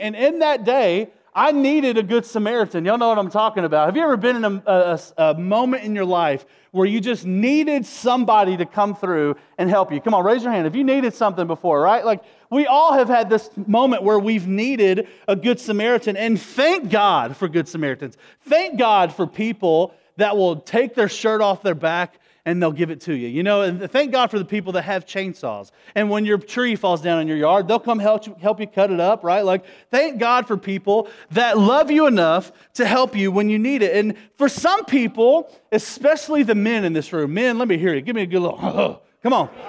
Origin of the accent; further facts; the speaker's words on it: Nashville, Tennessee, United States; we're from Nashville, Tennessee. That's why we say y'all and we talk weird.